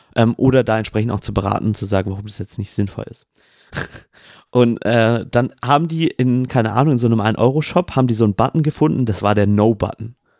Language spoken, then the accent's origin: German; Swabia, Baden-Württemberg, Germany; accent: Swabian; ich möchte als Schwabe mal ganz kurz diesen Satz nochmal echt sagen, ähm, wie man ihn im Dialekt sprechen würde